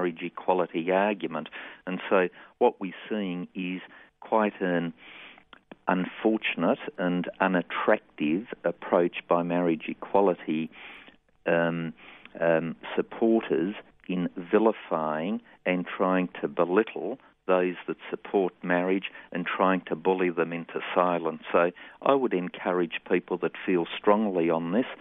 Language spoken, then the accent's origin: English; Australia